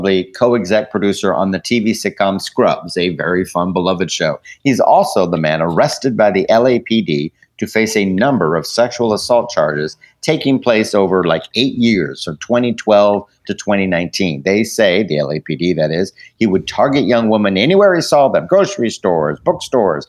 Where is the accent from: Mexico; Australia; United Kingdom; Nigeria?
United Kingdom; I am British